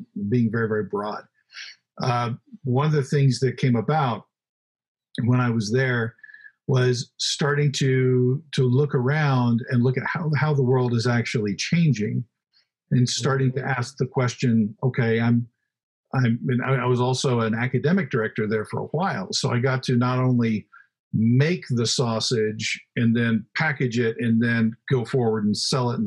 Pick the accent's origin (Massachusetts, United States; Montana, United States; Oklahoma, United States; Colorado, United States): Oklahoma, United States; I grew up in Oklahoma.